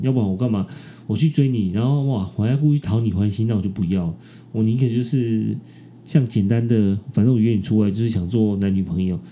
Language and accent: Chinese; Taiwan; 我是台湾人，我是亚洲人